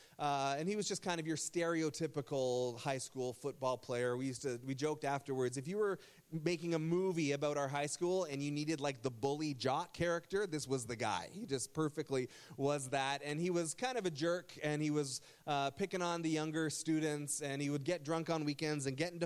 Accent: Burlington, Ontario, Canada; now in Essex County, Canada; I grew up in Burlington, Ontario, and I went to Nelson High School

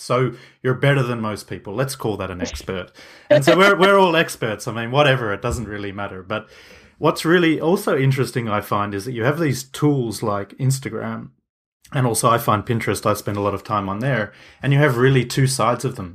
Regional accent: Switzerland; I'm from Switzerland, if people didn't know. I'm near Zurich

